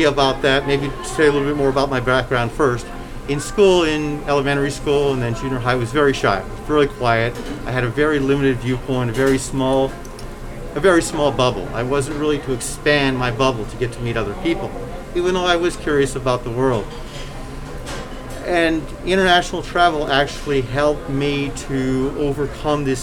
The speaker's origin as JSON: {"language": "English", "region": "Southern California", "country": "United States", "tie": "born or raised there", "moved": "yes", "said": "I was born here in Southern California, but I have lived international"}